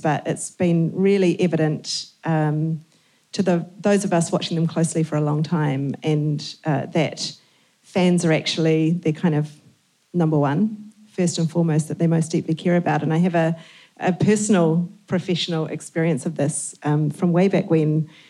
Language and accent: English; New Zealand; we're from New Zealand.